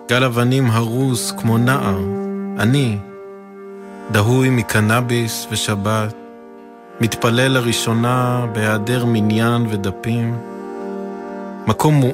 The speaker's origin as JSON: {"language": "Hebrew", "town": "Psagot", "region": "West Bank", "country": "Palestine", "tie": "born or raised there", "said": "ואני גדלתי בפסגות, בהתנחלות."}